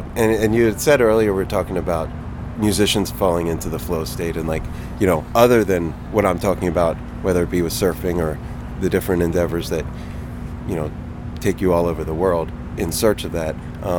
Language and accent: English; New Jersey, United States; I grew up in Jersey, near Philly, spent my summers at the Jersey Shore.